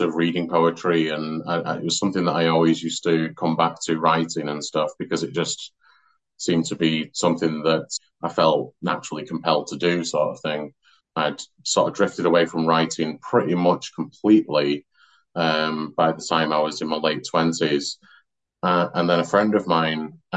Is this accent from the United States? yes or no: no; Glossop, East Midlands, United Kingdom; also born or lived in Manchester; now in Oldham, United Kingdom; But I'm actually from Derbyshire. So So I'm from a town called Glossop, which is like halfway between Manchester and Sheffield